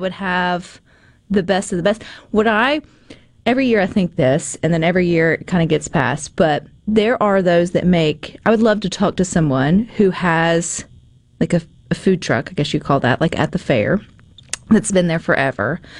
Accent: the South, United States; I'm from the South

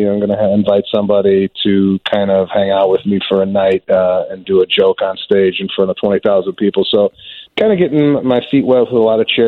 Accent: Chicago, Illinois, United States; growing up in Chicago

